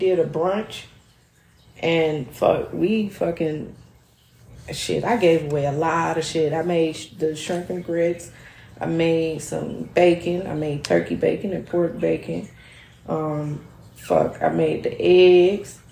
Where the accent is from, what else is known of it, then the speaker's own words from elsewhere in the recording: Chicago, Illinois, United States; I've been in Chicago. I was born right there